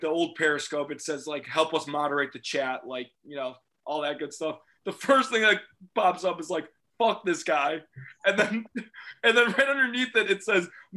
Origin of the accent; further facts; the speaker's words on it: Chicago, Illinois, United States; we're both from Chicago